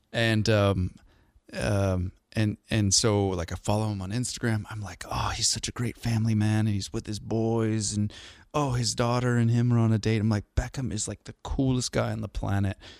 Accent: outside of Seattle, Washington, United States; I grew up outside of Seattle

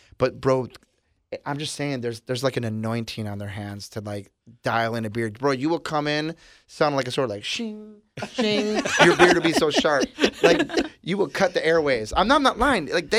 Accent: Milwaukee, Wisconsin, United States; Yeah, we're from Milwaukee, and they're known for the breweries.

